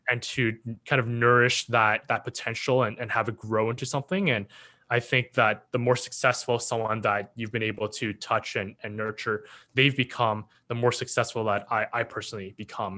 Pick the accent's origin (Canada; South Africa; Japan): Canada; Richmond, British Columbia; also born or lived in Hong Kong / Vancouver; I was born in Hong Kong, but I came when I was, you know, as a baby, one and a half. Uh, grew up, uh, starting East Van, then moving to Richmond